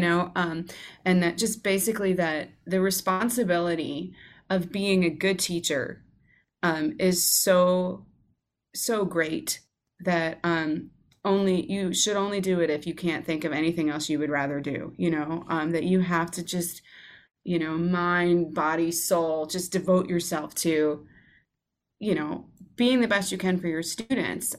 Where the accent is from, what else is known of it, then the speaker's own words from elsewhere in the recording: Georgia, United States; moved away as an adult; I grew up in Georgia